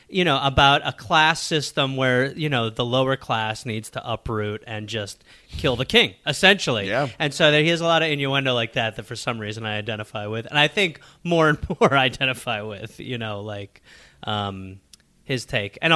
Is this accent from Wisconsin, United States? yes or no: yes; Wisconsin, United States; I was born in Wisconsin.